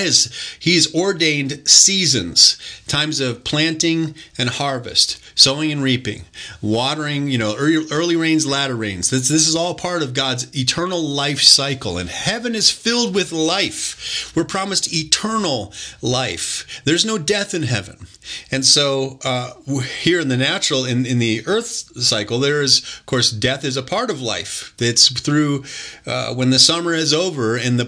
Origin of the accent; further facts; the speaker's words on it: Detroit, Michigan, United States; I'm a son of Detroit. I was born in Detroit, Michigan